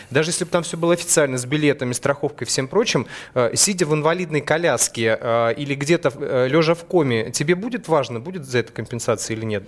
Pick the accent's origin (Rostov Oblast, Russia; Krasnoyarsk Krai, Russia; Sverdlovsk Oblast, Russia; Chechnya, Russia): Krasnoyarsk Krai, Russia; Krasnoyarsk; Я сам э, родился в Красноярске, в Сибири. Э, у нас есть традиция, как бы, у сибиряков